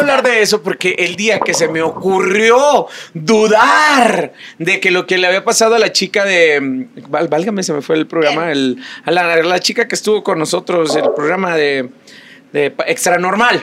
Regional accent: Chihuahua, Mexico; moved away; me toca ir a mi tierra, Chihuahua

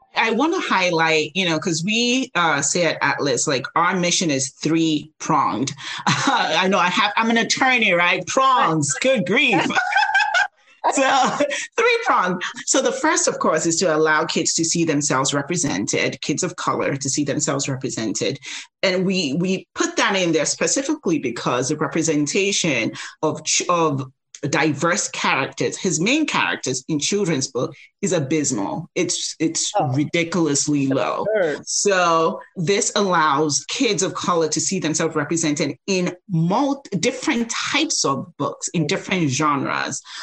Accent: Nigeria; now in United States; I grew up in Nigeria

